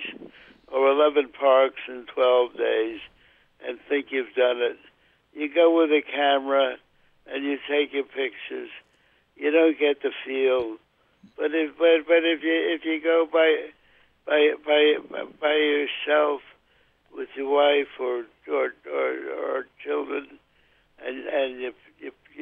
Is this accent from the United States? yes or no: yes; New York City, New York, United States; now in Wisconsin, United States; I grew up in the borough of the Bronx